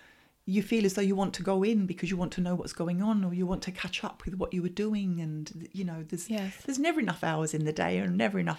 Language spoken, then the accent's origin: English; Brighton, South East England, United Kingdom